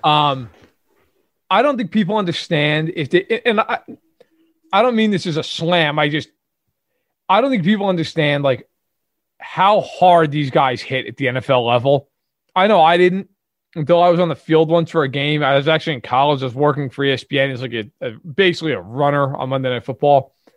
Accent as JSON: {"language": "English", "town": "New York City", "region": "New York", "country": "United States", "accent": "Brooklyn"}